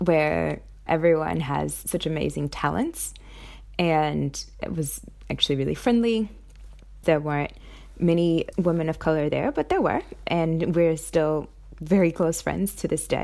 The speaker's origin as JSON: {"language": "English", "town": "New York City", "region": "New York", "country": "United States", "also_born_or_lived": "Massachusetts / San Francisco / Sydney", "moved": "as an adult", "lives_now": "Brisbane, Australia", "said": "I'm from Brooklyn, New York, and I currently live in Brisbane, Australia."}